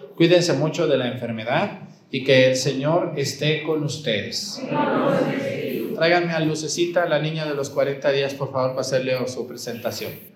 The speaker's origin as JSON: {"language": "Spanish", "country": "Mexico", "said": "Les está cayendo el 20, decimos en México"}